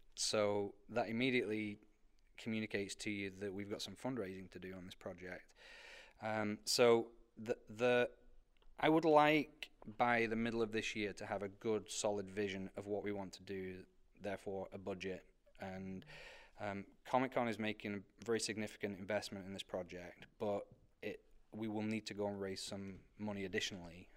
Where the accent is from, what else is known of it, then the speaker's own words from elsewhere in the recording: United Kingdom; moved away as an adult; now in United States; I came from Britain